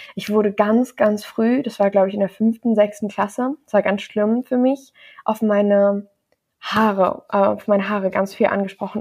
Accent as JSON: {"language": "German", "town": "Bonn", "region": "North Rhine-Westphalia", "country": "Germany", "tie": "born or raised there", "said": "ich bin in Deutschland im Johanniter Krankenhaus in Bonn geboren"}